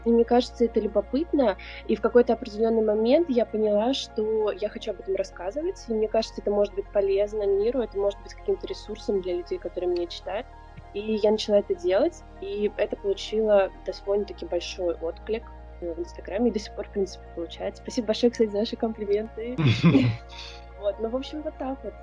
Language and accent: Russian; Saint Petersburg, Russia; also born or lived in California; now in Hawaii, United States; я из Петербурга, из семьи, которая очень связана с искусством